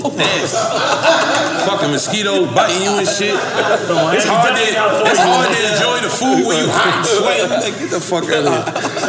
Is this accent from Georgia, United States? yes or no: yes; Clayton County, Georgia, United States; I'm from Clay County.